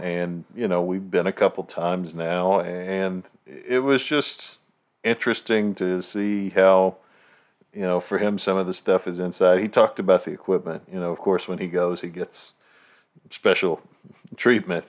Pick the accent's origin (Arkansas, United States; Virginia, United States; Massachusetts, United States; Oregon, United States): Virginia, United States; I was born in Virginia